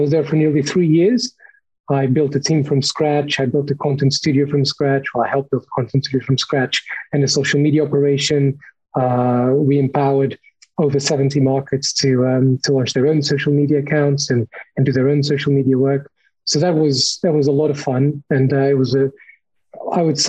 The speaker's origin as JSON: {"language": "English", "region": "Lisbon", "country": "Portugal", "tie": "born or raised there", "also_born_or_lived": "Cornwall, United Kingdom", "moved": "as an adult", "lives_now": "United Kingdom", "said": "I'm Portuguese, as you can probably tell from my weirdly pronounced name. I was born in Lisbon. I came to the UK about 8 years ago to study international journalism in Cornwall."}